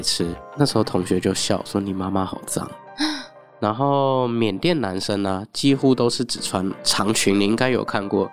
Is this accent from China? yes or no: no; Taiwan; Chinese is a second language; 我是虽然是台湾出生长大的